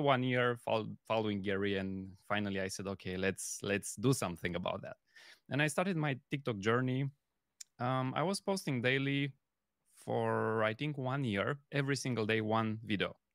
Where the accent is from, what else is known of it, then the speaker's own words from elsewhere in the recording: Romania; moved away as an adult; now in Germany; I'm coming originally from Romania, but I'm living in Germany since the past six years